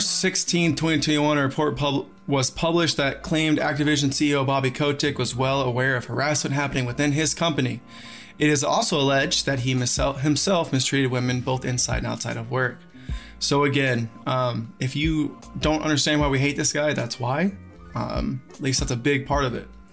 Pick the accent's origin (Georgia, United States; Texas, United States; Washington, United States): Georgia, United States; he's Georgia born like me.